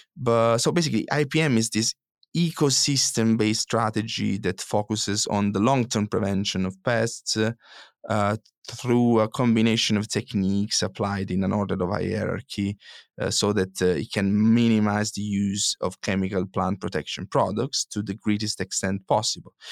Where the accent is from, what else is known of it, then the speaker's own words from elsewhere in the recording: Italy; moved away; my home country, Italy